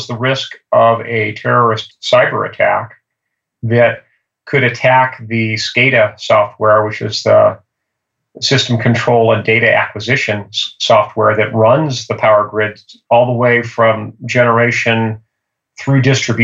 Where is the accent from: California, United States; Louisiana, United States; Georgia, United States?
California, United States; Livermore; I was born and raised in Livermore, California